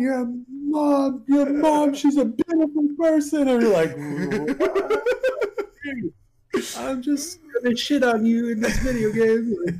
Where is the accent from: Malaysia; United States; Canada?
Canada; first language French; English is a second language; also born or lived in Montreal; I'm French Canadian. My French is my first language